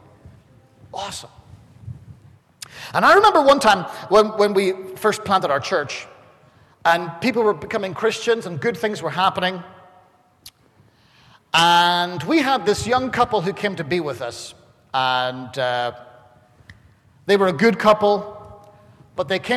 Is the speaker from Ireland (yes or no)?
yes; Ireland; I'm Irish